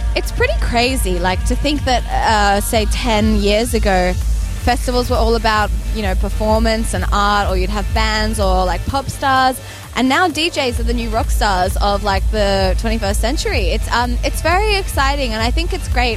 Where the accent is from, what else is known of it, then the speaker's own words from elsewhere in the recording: Sydney, New South Wales, Australia; I'm from Sydney, Australia